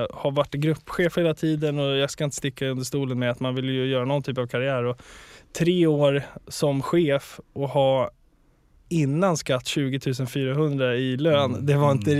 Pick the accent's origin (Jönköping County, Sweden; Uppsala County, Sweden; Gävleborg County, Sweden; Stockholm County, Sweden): Stockholm County, Sweden; Stockholm; also born or lived in Upplands Väsby / Gröndal; jag är uppvuxen på Söder och sen vid 10-11 mm. där så blev det Gröndal